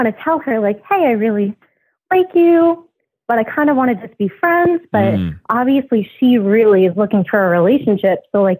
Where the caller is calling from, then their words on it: California, United States; I'm calling from California.